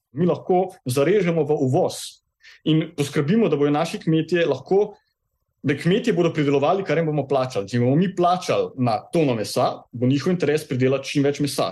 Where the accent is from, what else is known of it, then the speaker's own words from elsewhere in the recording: Kranjska Gora, Upper Carniola, Slovenia; Jaz prihajam iz Krajinske gore